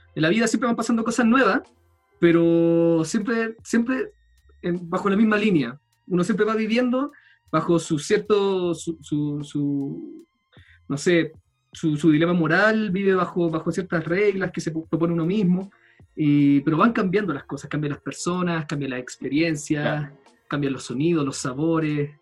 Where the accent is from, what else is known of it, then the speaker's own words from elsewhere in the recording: El Salvador, Atacama, Chile; moved away; also born or lived in Valparaíso, Chile; ahora me vine a mi, a mi, pueblo de infancia, en el norte del país, la tercera región, El Salvador, que es un pueblo minero muy chico